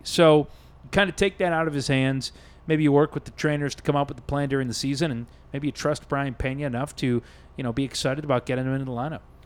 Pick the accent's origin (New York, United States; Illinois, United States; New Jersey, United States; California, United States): Illinois, United States; Chicago; I grew up in Chicago